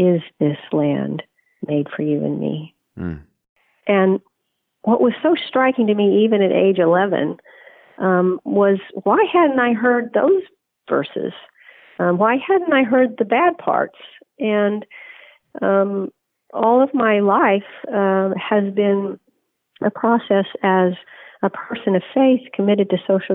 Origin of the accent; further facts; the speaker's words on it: Oklahoma, United States; now in New York City, United States; I grew up in Oklahoma in the Christian Church Disciples of Christ